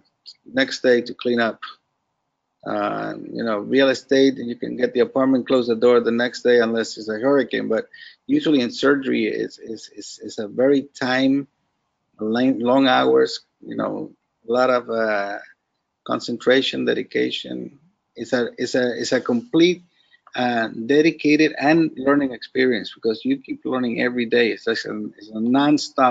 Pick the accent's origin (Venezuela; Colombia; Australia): Venezuela; now in South Florida, United States; I know empanadas because I'm from Venezuela